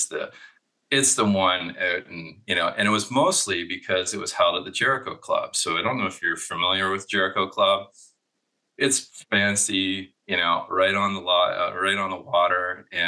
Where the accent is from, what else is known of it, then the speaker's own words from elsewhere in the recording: Kingston, Ontario, Canada; also born or lived in British Columbia; I grew up in Kingston, Ontario